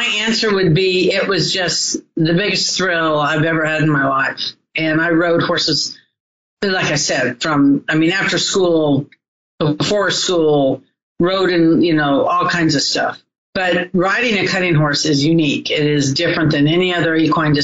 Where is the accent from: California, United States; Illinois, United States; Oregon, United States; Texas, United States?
California, United States; Southern; I was raised in Southern California.